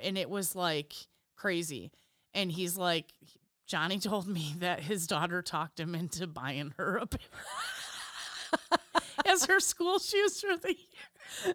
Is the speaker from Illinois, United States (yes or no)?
yes; Illinois, United States; we're from Illinois